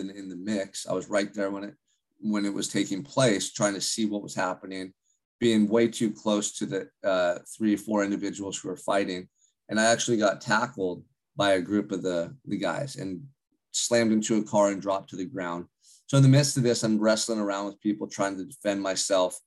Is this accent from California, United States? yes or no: yes; Santa Barbara, California, United States; I grew up in Santa Barbara, California, which is about an hour and a half north of Los Angeles